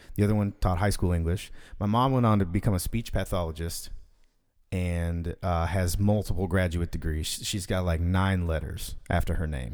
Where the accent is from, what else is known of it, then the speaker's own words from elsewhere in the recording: Fort Worth, Texas, United States; I was born and raised in D F